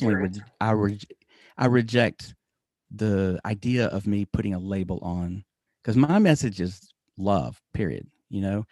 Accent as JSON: {"language": "English", "country": "United States", "said": "I'm American."}